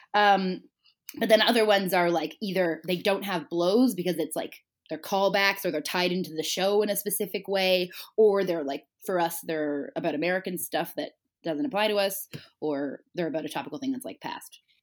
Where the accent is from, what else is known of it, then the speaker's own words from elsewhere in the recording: Toronto, Ontario, Canada; I'm from Toronto